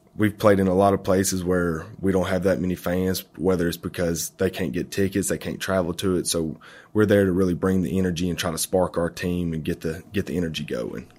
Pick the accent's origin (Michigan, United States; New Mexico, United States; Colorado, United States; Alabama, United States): Alabama, United States; Florence; I'm from Florence, Alabama